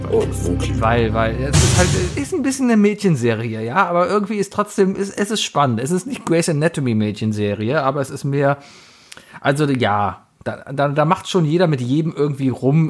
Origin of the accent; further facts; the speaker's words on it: Cologne, North Rhine-Westphalia, Germany; Born and raised in Köln-Mauenheim bin groß geworden